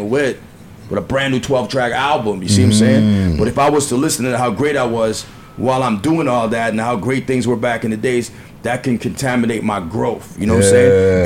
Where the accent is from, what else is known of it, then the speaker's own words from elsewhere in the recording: Toronto, Ontario, Canada; I'm from Scarborough